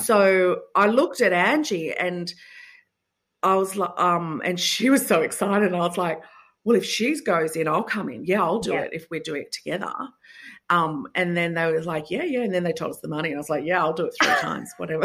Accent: Sydney, New South Wales, Australia; I'm from Sydney.

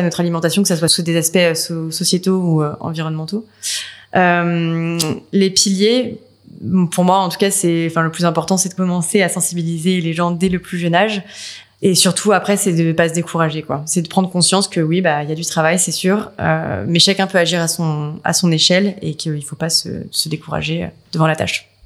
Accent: France; nous, en France

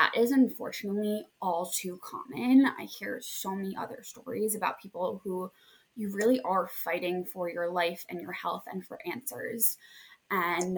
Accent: New Jersey, United States; also born or lived in Hoboken; I am from New Jersey and I currently live

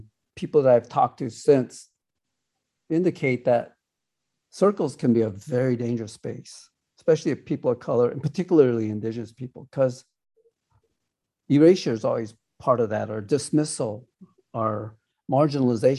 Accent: United States; I am from the Ocheti Shakoni Oyate, are the people of the seven fires. Here in the States, we're called Sioux Indians

